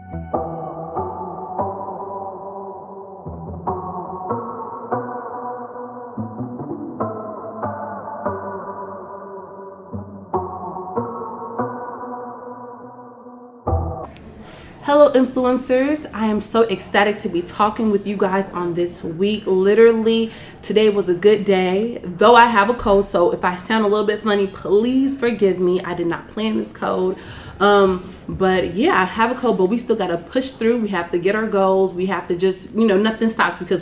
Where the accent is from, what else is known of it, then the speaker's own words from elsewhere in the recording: South Suburbs of Chicago, Illinois, United States; I claim Chicago, but I'm really from the South Suburbs